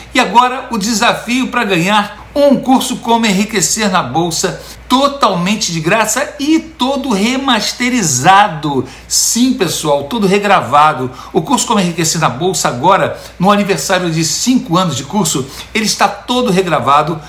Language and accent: Portuguese; São Paulo, Brazil; moved away as an adult; also born or lived in Itacoatiara, Niterói; now in United States; Eu, eu, eu sou de São Paulo